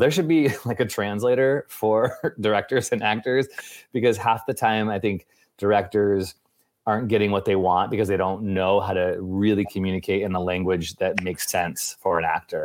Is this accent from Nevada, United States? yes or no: no; Chicago, Illinois, United States; you're also from Chicago, which is where I'm from